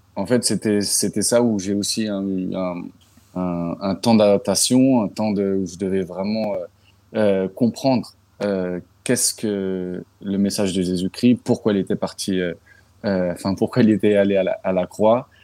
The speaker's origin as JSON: {"language": "French", "area": "Paris suburbs", "region": "Île-de-France", "country": "France", "tie": "born or raised there", "moved": "yes", "lives_now": "Philadelphia, United States", "said": "j'ai grandi dans un banlieue parisienne, en 78."}